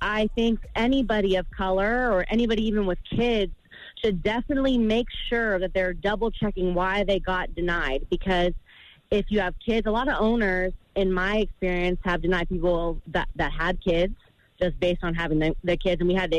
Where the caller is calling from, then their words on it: Las Vegas, Nevada, United States; I'm calling from Las Vegas.